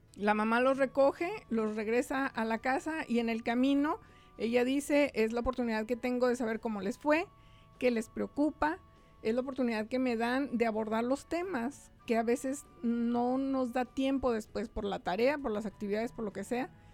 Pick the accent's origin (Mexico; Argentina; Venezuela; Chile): Mexico; moved away as an adult; now in United States; Yo llegué directito de México buscando una escuela para mis hijos